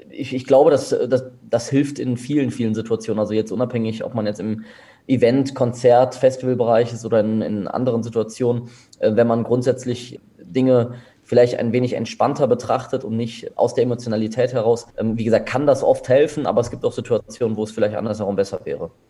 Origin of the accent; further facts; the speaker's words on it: Bonn, North Rhine-Westphalia, Germany; Ich komme aus Bonn, genau. Gebürtiger Bonner. Auch gebürtiger Bonner, ja. Geboren und aufgewachsen in Bonn tatsächlich.